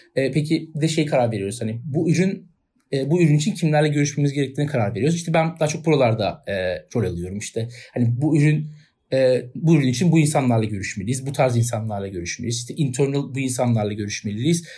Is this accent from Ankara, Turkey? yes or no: no; Istanbul, Turkey; Ben doğumuyla İstanbulluyum.